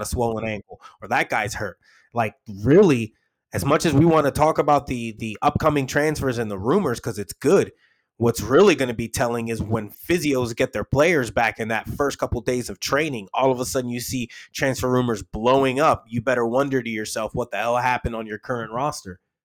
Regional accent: United States; I'm an American

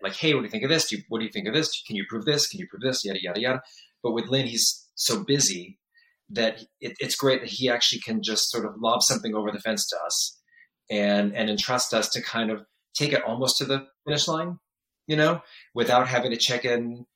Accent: San Diego, California, United States; also born or lived in Michigan / Los Angeles; I was born in Michigan, raised in San Diego

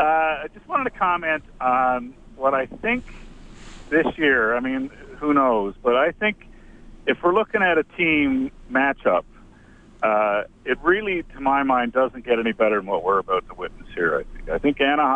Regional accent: Newfoundland and Labrador, Canada; I'm from Newfoundland

